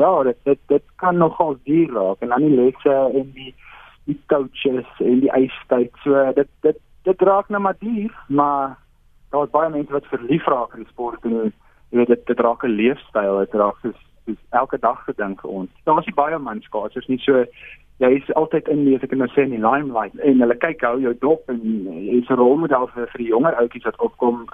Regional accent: South Africa; ons as Suid-Afrikaners

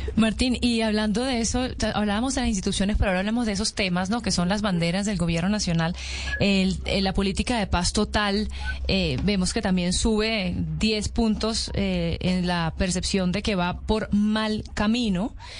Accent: Venezuela; yo soy venezolana

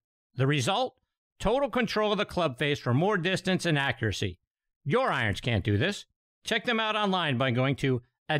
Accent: Pittsburgh, Pennsylvania, United States; I'm from Pittsburgh.

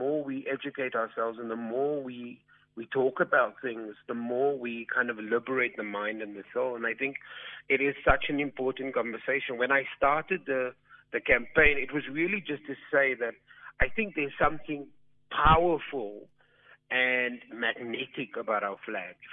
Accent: South Africa; We are South African. We're African

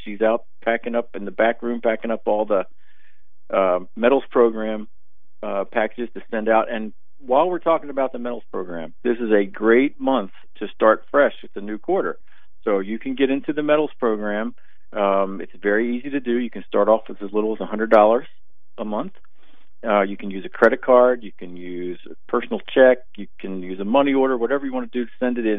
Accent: Maryland, United States; I'm from Maryland

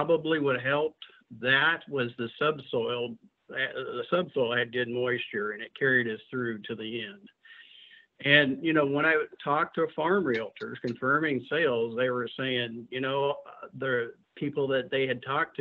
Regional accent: Auxvasse, Missouri, United States; moved away; I grew up in Callaway County, Missouri, in a little town called Avaus, and that's spelled A-U-X-V-A-S-S-E

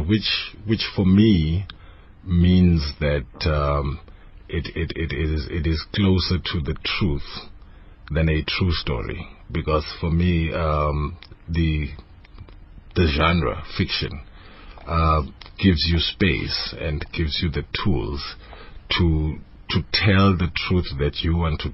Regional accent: Eswatini; English is a second language; moved away; also born or lived in Soweto, Johannesburg, South Africa; I grew up in Swaziland

